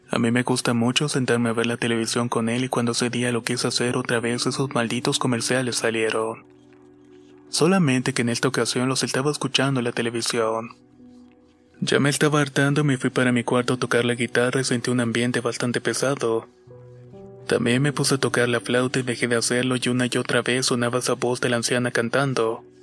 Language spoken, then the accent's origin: Spanish; Mexico City, Mexico; Soy de la Ciudad de México y vivo en la delegación Coyoacán.